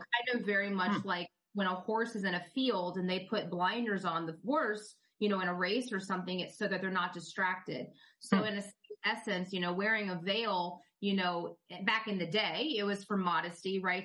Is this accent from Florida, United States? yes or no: yes; Tampa, Florida, United States; grew up pretty much in Central Florida, um, or Tampa Bay, really, but I live now in Central Florida